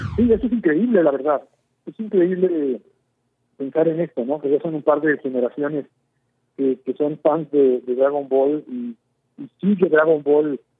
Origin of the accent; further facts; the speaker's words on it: Mexico; soy un simple mexicano más